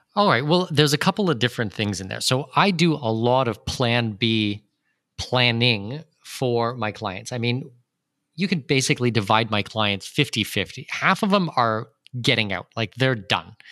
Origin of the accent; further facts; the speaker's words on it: southwestern Ontario, Canada; moved away as an adult; also born or lived in Germany / United Arab Emirates / Brazil; now in Panama; I'm born and raised in southwestern Ontario